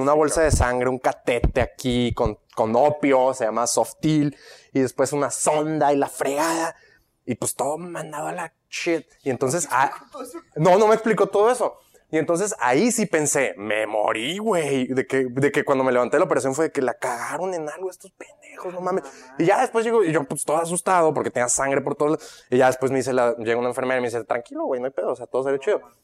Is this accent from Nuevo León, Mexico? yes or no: yes; Monterrey, Nuevo León, Mexico; also born or lived in Guadalajara, Jalisco, Mexico; me mudo a Monterrey y con toda mi familia a los 10 años